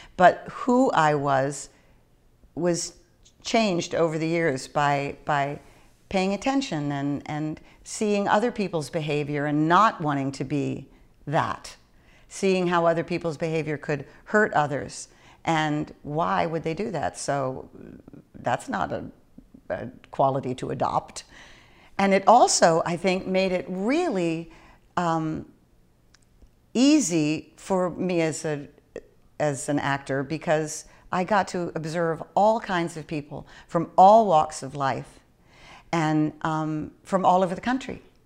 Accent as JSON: {"language": "English", "region": "East Coast", "country": "United States", "also_born_or_lived": "Northern California", "moved": "yes", "lives_now": "Southern California, United States", "said": "I came from the East Coast originally"}